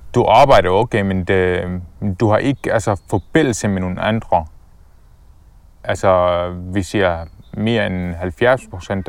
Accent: Damascus, Damascus Governorate, Syria; Danish is a second language; moved away as an adult; also born or lived in Palestine (ancestry) / Dubai; now in Denmark; jeg fødte i Syrien, øh, i Damaskus, øh, i 1991, øh, som øh, første barn øh, i familien. Øh, min familie, vi boede faktisk øh, denne gang øh, i et område, som hedder Yarmouk

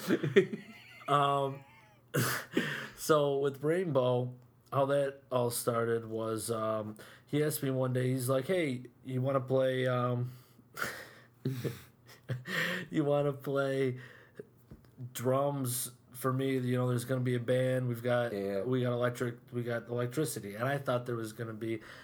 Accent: Whitesboro, New York, United States; born and raised in Whitesboro

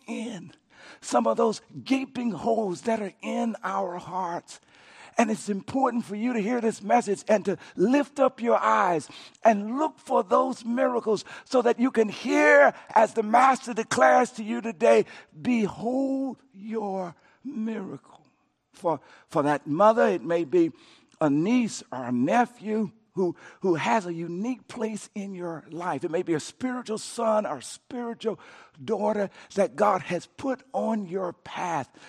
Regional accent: Coushatta, Louisiana, United States; I grew up in Cashanah, Louisiana

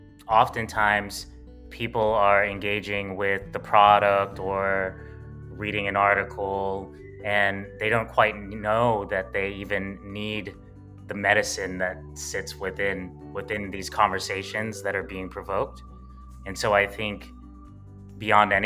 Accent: New York City, New York, United States; we grew up in Bed-Stuy, Brooklyn

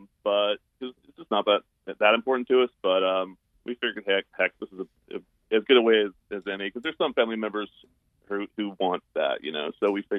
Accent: Boone, North Carolina, United States; moved away as an adult; also born or lived in Greensboro, North Carolina; now in Washington, United States; Greensboro, most recently, but I was raised in Boone near the Appalachian Mountains.

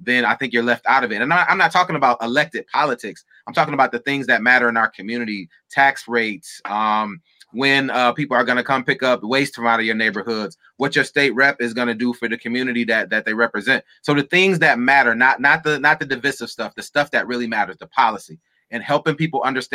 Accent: Battle Creek, Michigan, United States; I'm from Battle Creek, Michigan.

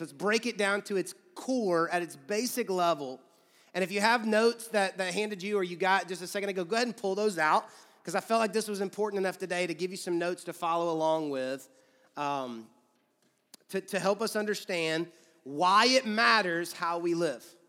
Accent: Georgia, United States; now in Louisville, United States; I grew up in Georgia

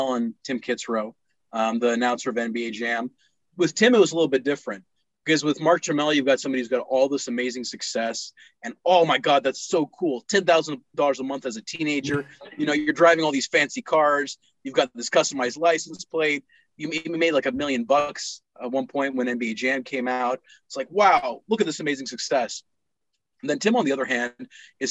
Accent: Pakistan; also born or lived in Texas, United States; now in United States; I was growing up in Pakistan

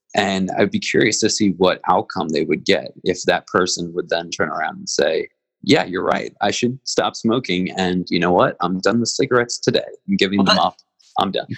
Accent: Philadelphia, Pennsylvania, United States; as a Philadelphian

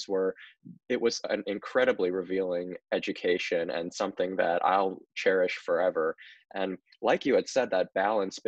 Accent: Indiana, United States; born or raised there

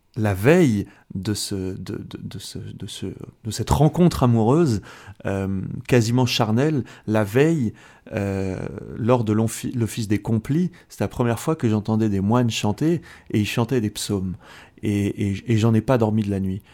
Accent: France; also born or lived in Switzerland; je suis français euh, d'origine algérienne. Mes deux parents sont algériens

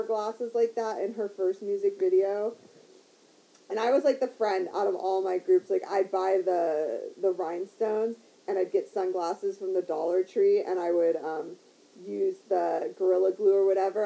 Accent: Midwest, United States; moved away; I'm from the Midwest. Like, we are simple people

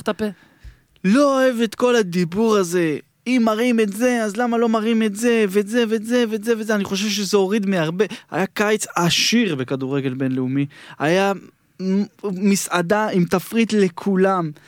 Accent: Jerusalem, Jerusalem District, Israel; בדרכון כתוב לי שנולדתי בירושלים

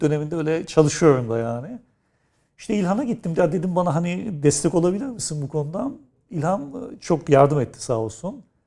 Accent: Istanbul, Turkey; Özellikle doğduğum yer Kadirga, büyüdüğüm yer Nişancı.

